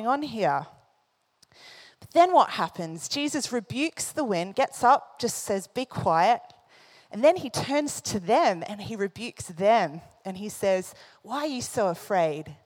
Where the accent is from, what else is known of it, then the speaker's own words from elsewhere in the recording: Australia; moved away; I come from Australia. I grew up, you know, going to the beach a lot